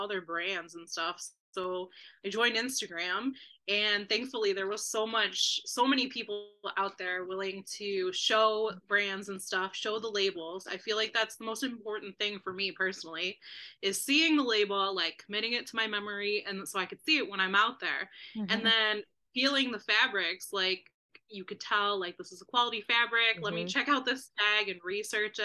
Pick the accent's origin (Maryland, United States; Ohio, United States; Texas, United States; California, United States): Ohio, United States; Cleveland; I grew up in Cleveland